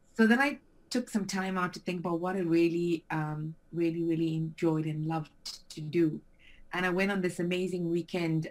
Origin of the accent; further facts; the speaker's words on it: South Africa; moved away as an adult; also born or lived in Frankfurt, Germany; now in Brentwood, United Kingdom; I'm from South Africa originally. So I've been living here in England for 16 years and prior to that for almost three years in Frankfurt